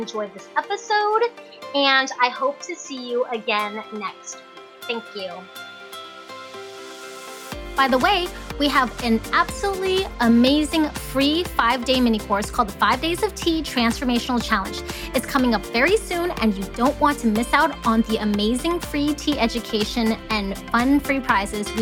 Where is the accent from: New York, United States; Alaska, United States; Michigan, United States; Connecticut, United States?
Alaska, United States; Fairbanks; also born or lived in Hong Kong; I was born in Hong Kong, but raised here in Fairbanks, Alaska